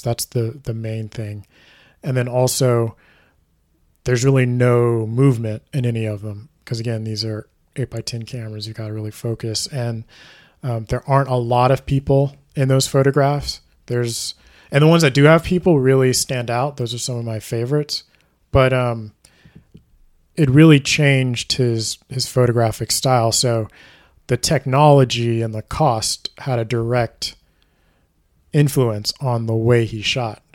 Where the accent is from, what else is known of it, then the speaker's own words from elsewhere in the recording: Houston, Texas, United States; I'm from Houston, so we would go from Houston to Alabama to visit my grandmother